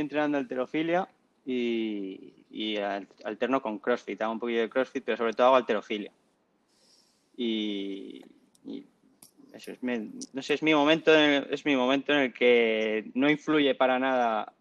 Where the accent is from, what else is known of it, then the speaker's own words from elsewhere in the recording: La Rioja, Spain; soy de La Rioja